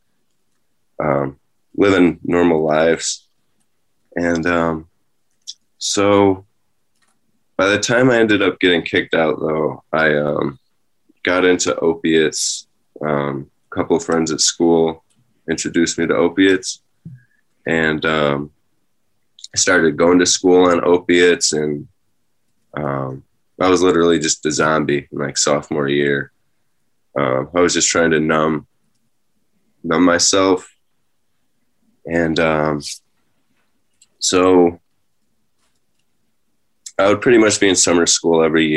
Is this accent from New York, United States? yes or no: yes; Rochester, New York, United States; also born or lived in Penfield, New York; I was born in Rochester, New York, and my parents divorced when I was young, when I was around two or three, and so I was going back and forth between them. I was I grew up in the city of Rochester